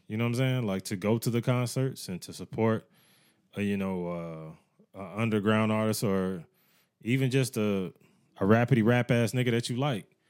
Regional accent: United States; Growing up in America

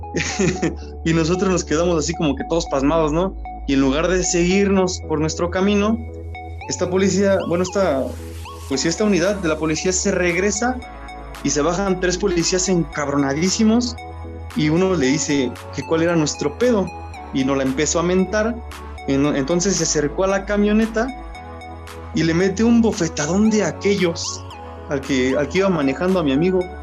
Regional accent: Polotitlán, State of Mexico, Mexico; todo sucede acá en mi pueblo, en un pueblito donde yo vivo, que se llama Polotitlán

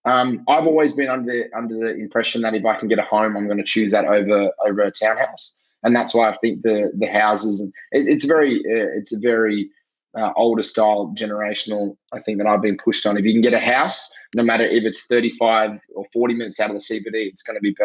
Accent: Sydney, New South Wales, Australia; I grew up in Sydney

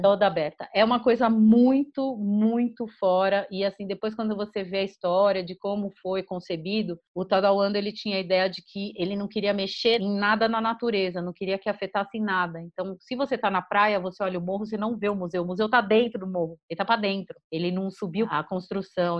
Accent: São Paulo, Brazil; Em São Paulo, a gente é de São Paulo

